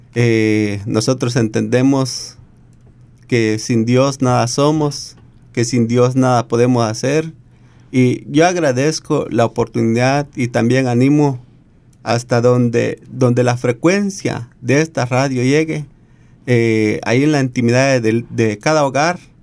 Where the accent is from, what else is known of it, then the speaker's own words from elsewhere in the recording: Guatemala; now in Australia; soy de Guatemala